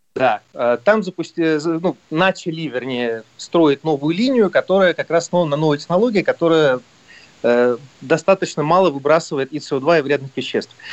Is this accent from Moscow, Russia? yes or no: yes; Moscow, Russia; мы москвичи